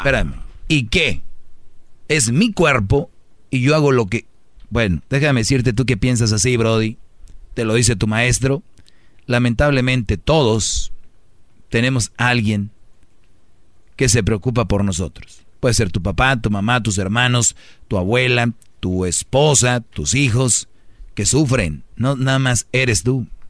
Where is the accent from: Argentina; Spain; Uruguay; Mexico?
Mexico; los mexicanos nos reímos de la muerte